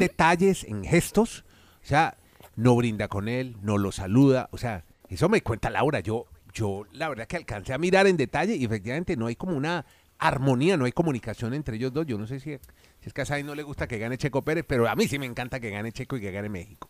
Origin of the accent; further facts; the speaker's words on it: Colombia; lo hacemos colombianos